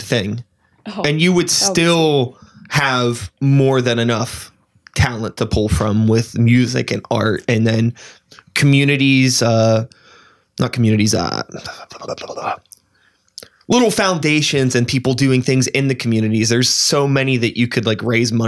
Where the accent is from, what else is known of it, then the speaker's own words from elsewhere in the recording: Pittsburgh, Pennsylvania, United States; I grew up in Pittsburgh